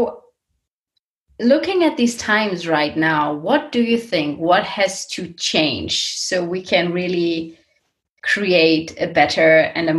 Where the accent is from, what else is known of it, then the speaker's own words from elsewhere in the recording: Germany; our German nature